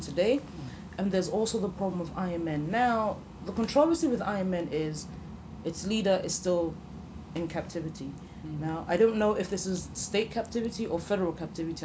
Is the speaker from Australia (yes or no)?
no; Nigeria; as a Nigerian